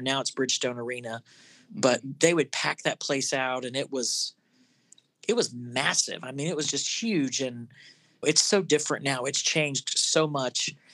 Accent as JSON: {"language": "English", "region": "Florida", "country": "United States", "tie": "born or raised there", "said": "I grew up in Florida"}